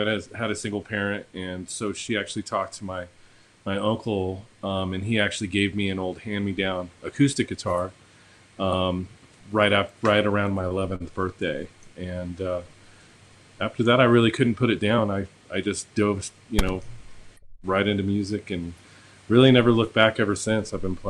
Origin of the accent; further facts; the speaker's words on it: Harrisonville, Missouri, United States; born there; I was born in Harrisonville, Missouri. So.